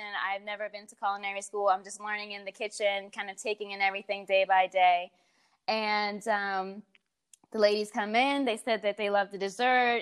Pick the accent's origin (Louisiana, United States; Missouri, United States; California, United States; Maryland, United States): Maryland, United States; Baltimore; moved away as an adult; now in Washington, D.C., United States; I grew up actually in Baltimore. And then as an adult, I moved to D.C. where my career got started